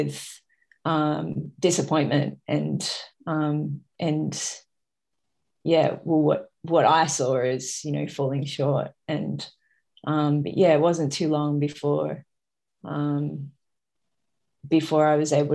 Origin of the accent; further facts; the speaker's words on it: Sydney, New South Wales, Australia; Sydney's obviously my hometown